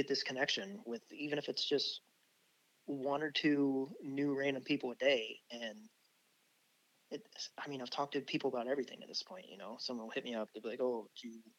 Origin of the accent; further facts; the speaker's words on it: Midwest, United States; I'm from the Midwest